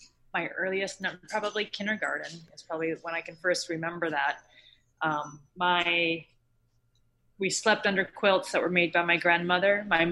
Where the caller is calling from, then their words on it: New York City, New York, United States; I'm calling from New York City.